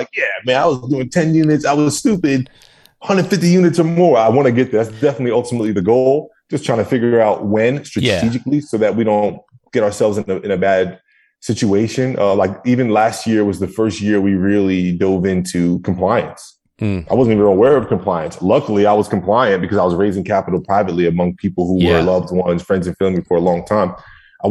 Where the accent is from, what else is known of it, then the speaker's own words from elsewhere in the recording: New Jersey, United States; moved away as an adult; now in Tampa, United States; that was where it was my hometown, where I was born and raised